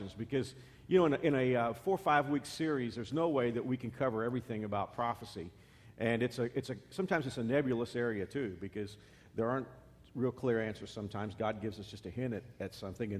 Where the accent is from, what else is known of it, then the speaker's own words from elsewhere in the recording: Texas, United States; As a Texan